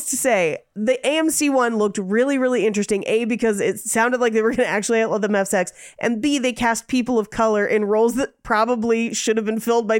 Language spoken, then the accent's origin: English; San Francisco, California, United States; I grew up in San Francisco.